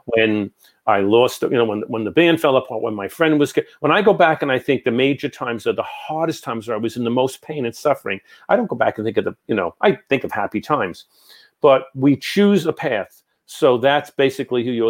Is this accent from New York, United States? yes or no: yes; New York, United States; I'm from New York